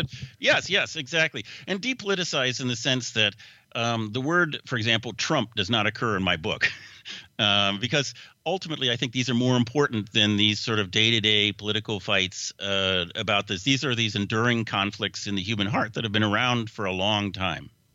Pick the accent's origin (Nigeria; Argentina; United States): United States; Seattle, Washington; moved away; also born or lived in Woodinville, Washington / Bellevue, Washington; it's my hometown.